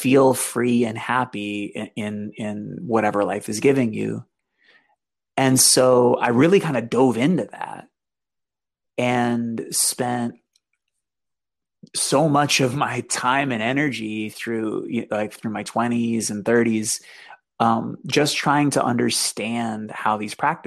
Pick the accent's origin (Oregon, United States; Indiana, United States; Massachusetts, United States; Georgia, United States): Massachusetts, United States; Boston; So I grew up in Boston.